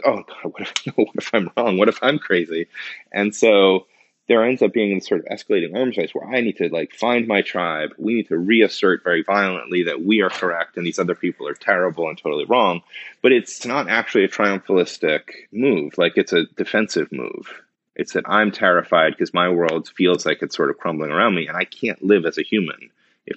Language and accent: English; North Shore of Boston, Massachusetts, United States; growing up on the North Shore of Boston